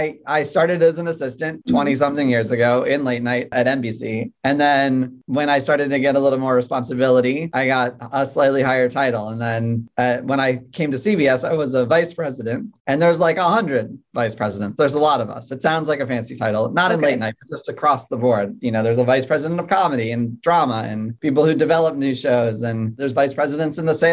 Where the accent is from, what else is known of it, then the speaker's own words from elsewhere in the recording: Saratoga Springs, New York, United States; moved away; my hometown where my parents live. It's a horse racing town called Saratoga Springs, upstate New York